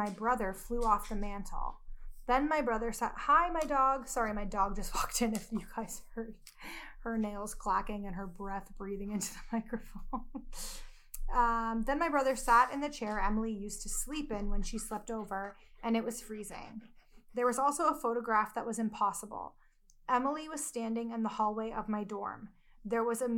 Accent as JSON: {"language": "English", "country": "Canada", "accent": "Canadian", "said": "my Canadian accent"}